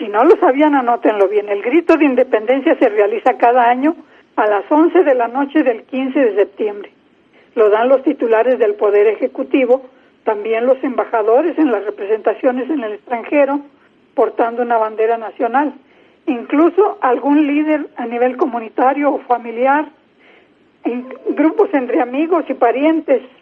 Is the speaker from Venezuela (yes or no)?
no; Mexico